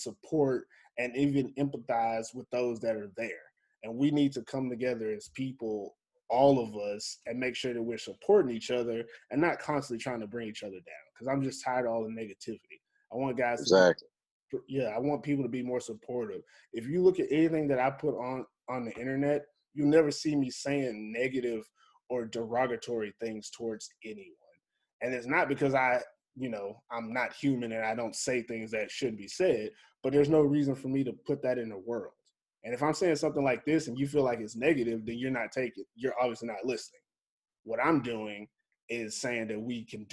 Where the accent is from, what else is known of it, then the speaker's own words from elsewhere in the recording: Texas, United States; now in Finland; I'm from Texas